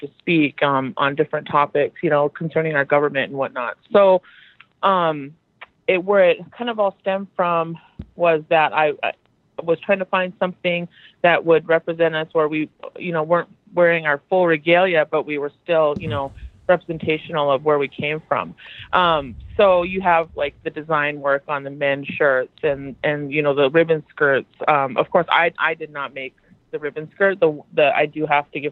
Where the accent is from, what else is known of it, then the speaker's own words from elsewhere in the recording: Fort Berthold Indian Reservation, North Dakota, United States; I hail from the Fort Berthold Indian Reservation, which is home to the Mandan, Hidatsa, Arikara people.